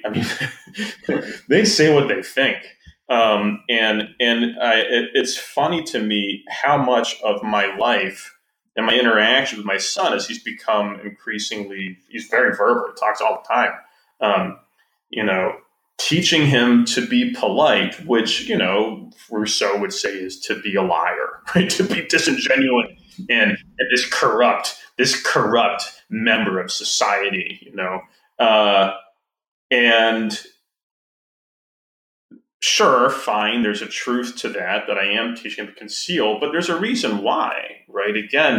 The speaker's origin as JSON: {"language": "English", "region": "Wisconsin", "country": "United States", "said": "It's just there, and I'm from Wisconsin."}